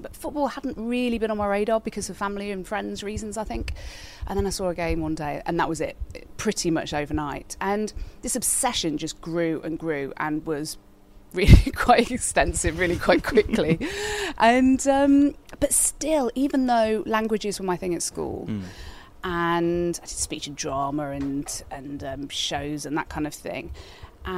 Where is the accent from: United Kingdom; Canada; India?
United Kingdom; Codsall, West Midlands; also born or lived in Wolverhampton; So I grew up in Codsall, born in Wolves, grew up in Codsall all my life